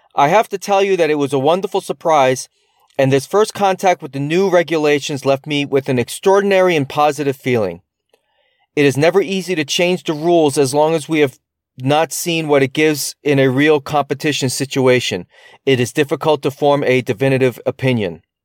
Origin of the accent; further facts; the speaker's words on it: United States; I'm an American